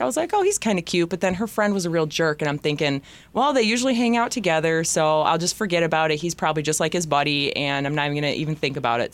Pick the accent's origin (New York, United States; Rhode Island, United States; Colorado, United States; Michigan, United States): Michigan, United States; Bellaire; also born or lived in Zeeland, Michigan / Grand Rapids, Michigan; I'm from Bel Air